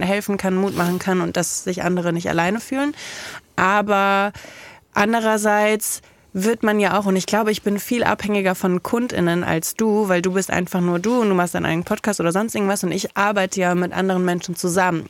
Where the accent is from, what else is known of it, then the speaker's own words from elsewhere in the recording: Kaiserslautern, Rhineland-Palatinate, Germany; ich komme aus Kaiserslautern